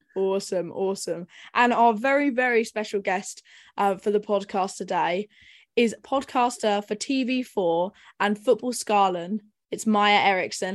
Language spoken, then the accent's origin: English; England, United Kingdom; we are English